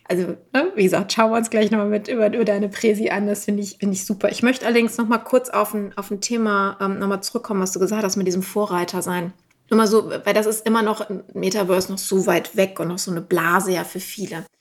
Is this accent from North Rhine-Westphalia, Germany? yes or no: yes; Düsseldorf, North Rhine-Westphalia, Germany; ich bin ja aus Düsseldorf